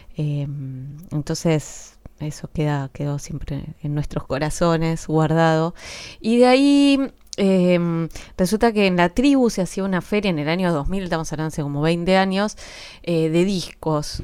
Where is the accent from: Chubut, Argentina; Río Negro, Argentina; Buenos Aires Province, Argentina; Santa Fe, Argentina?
Buenos Aires Province, Argentina; Florida; soy de Florida, de Vicente López, este, cerca ahí de Capital, a unas cuadras de Capital, de la General Paz